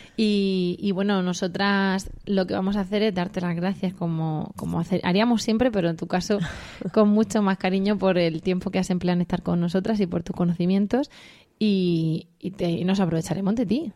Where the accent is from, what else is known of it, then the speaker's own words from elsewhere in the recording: Region of Murcia, Spain; Así de estupendos somos los murcianos